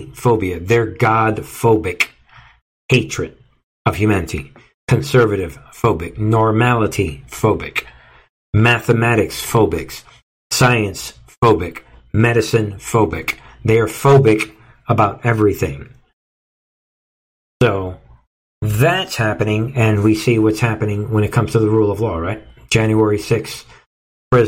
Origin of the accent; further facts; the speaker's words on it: New York City, New York, United States; I grew up in New York